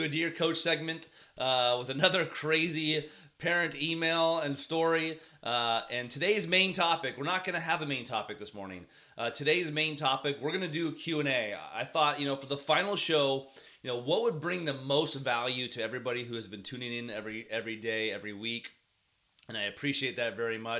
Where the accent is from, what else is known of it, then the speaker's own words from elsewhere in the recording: Bay Area, California, United States; I grew up in the Bay Area